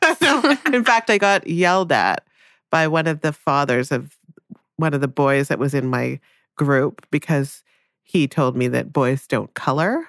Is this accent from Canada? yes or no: yes; Newmarket, Ontario, Canada; also born or lived in Jamaica; I ended up growing up in Newmarket, which is a s, was a small town outside of Toronto.